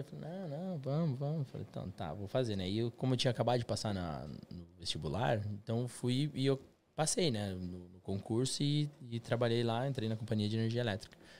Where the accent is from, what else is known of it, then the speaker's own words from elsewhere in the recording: São Miguel do Oeste, Santa Catarina, Brazil; moved away as an adult; also born or lived in Curitiba, Brazil; now in London, United Kingdom; Nasci em São Miguel do Oeste, Santa Catarina, interior de, de Santa Catarina, lá perto da Argentina